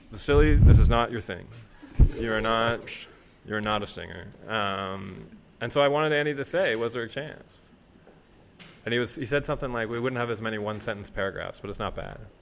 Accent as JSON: {"language": "English", "town": "Toronto", "region": "Ontario", "country": "Canada", "said": "I'm a writer from Toronto"}